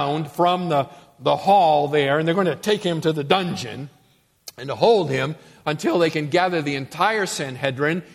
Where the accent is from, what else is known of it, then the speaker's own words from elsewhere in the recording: Boston, Massachusetts, United States; moved away as an adult; also born or lived in Texas; I'm from Massachusetts, Boston.